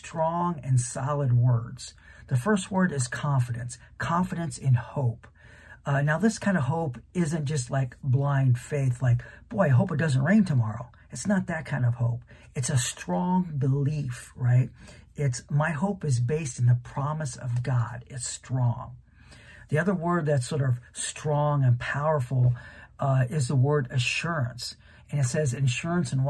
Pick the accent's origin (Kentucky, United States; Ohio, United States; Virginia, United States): Ohio, United States; Canton; I grew up in Canton, Ohio, really just a few miles away from the National Pro Football Hall of Fame